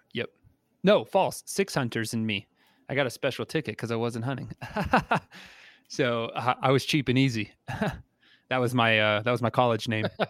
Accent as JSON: {"language": "English", "region": "New Mexico", "country": "United States", "said": "I'm from New Mexico"}